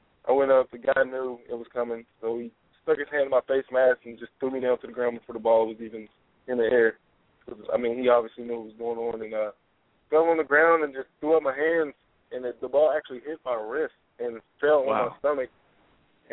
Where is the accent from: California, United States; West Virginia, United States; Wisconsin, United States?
West Virginia, United States; Charleston; I'm from Charleston